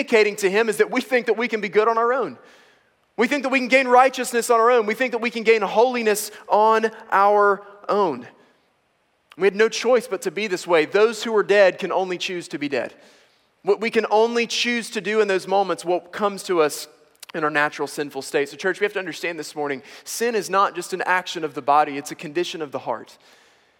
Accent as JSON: {"language": "English", "country": "United States", "said": "I am both an American and a male"}